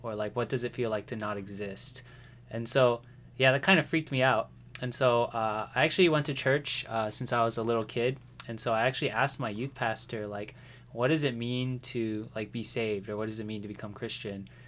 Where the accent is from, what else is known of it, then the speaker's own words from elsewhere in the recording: White Settlement, Texas, United States; also born or lived in Fort Worth, Texas; I was born in Fort Worth, Texas, um, but I actually grew up in a place called White Settlement.